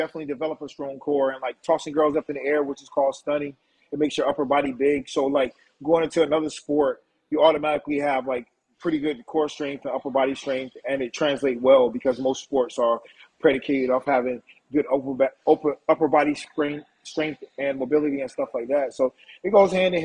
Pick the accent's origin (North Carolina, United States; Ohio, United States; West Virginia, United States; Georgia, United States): North Carolina, United States; Wilmington; growing up in Wilmington, North Carolina has been, you know, pleasant.